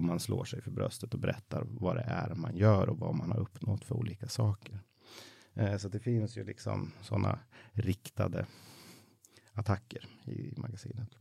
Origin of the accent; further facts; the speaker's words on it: Mattmar, Jämtland, Sweden; now in Stockholm, Sweden; där jag växte upp i Jämtland